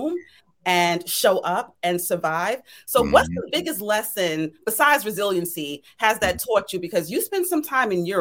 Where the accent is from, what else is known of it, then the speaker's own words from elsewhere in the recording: New York City, New York, United States; I've been born and raised in New York City, well, Brooklyn girl